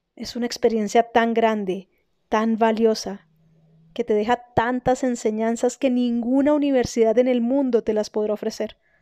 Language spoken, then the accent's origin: Spanish; Colombia; also born or lived in Germany; una colombiana en Alemania